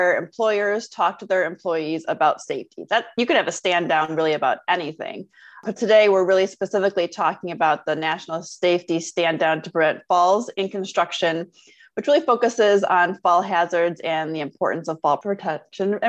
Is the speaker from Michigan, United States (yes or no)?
yes; Michigan, United States; I grew up in Michigan